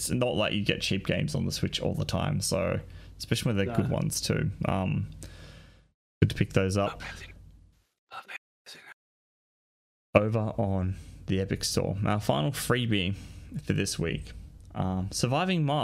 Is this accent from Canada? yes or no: no; Australia; I'm an Australian